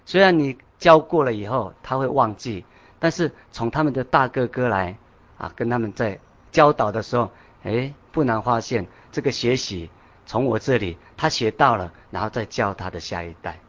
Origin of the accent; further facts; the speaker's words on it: Taroko, Hualien County, Taiwan; moved away; 我是花莲的，呃，泰鲁阁那个地方